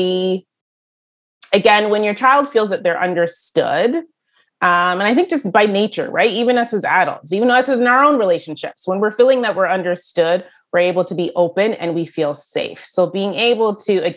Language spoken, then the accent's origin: English; Brampton, Ontario, Canada; I am from Brampton, Ontario